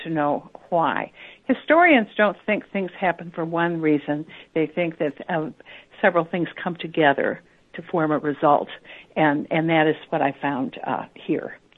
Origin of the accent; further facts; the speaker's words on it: North St. Louis County, Missouri, United States; I grew up in North St. Louis County, in the neighborhoods where we discuss in the book.